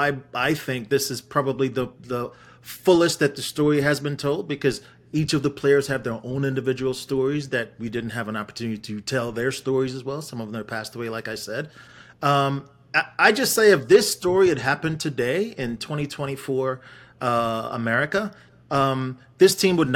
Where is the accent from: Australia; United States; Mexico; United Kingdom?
United Kingdom; Wolverhampton, West Midlands; born there; So I was born in England in Wolverhampton.